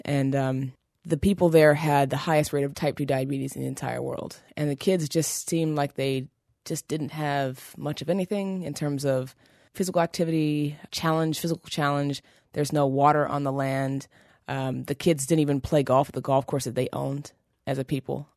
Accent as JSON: {"language": "English", "town": "Seattle", "region": "Washington", "country": "United States", "tie": "born or raised there", "also_born_or_lived": "New York City", "moved": "as an adult", "lives_now": "Brooklyn, United States", "said": "I was raised in Seattle, Washington, which is pretty white"}